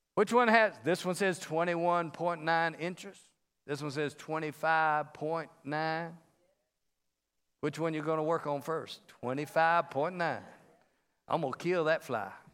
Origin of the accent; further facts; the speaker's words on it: the South, United States; now in Las Vegas, United States; I'm from the South.